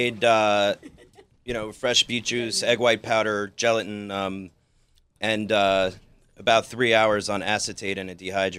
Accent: Fort Lee, New Jersey, United States; So I grew up in Fort Lee, New Jersey, right over the bridge here.

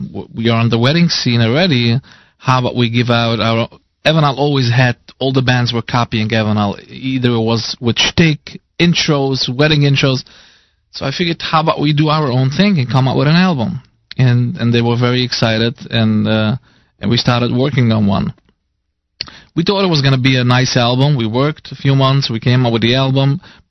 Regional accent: New York City, New York, United States; From Williamsburg

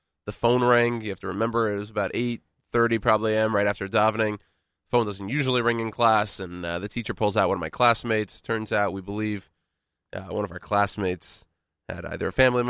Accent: Texas, United States; now in New York City, United States; born and raised in Texas, a very patriotic state

